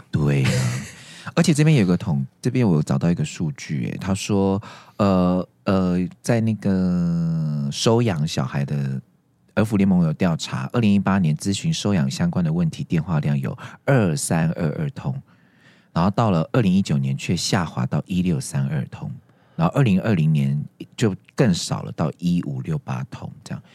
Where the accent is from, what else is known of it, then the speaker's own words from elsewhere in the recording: Taiwan; 我们我们台湾人可能还在原地踏步